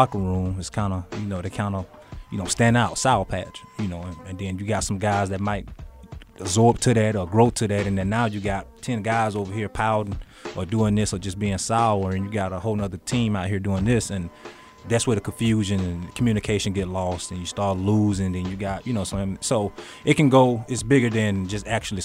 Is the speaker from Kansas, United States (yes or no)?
no; Cairo, Georgia, United States; I'm from Cairo, Georgia